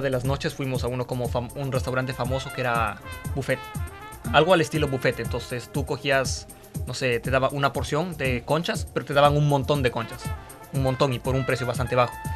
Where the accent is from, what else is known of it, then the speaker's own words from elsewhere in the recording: Ecuador; moved away as an adult; now in Beijing, China; soy ecuatoriano en Sudamérica